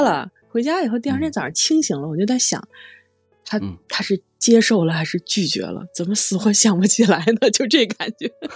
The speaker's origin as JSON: {"language": "Chinese", "region": "Beijing", "country": "China", "tie": "born or raised there", "said": "我是从小在河边里长大"}